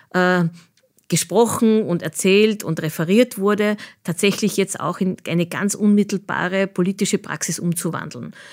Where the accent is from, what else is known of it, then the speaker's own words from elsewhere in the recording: Austria; an denen wir uns auch europapolitisch sehr stark auch als, Österreich, als Österreicher einbringen können.